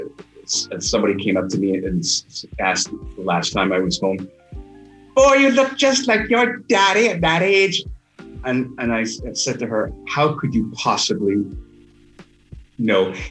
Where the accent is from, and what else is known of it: George Town, Cayman Islands; born or raised there; also born or lived in Kingston, Jamaica